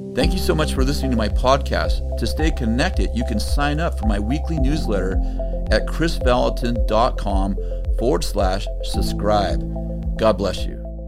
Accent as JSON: {"language": "English", "country": "United States", "said": "I'm an American"}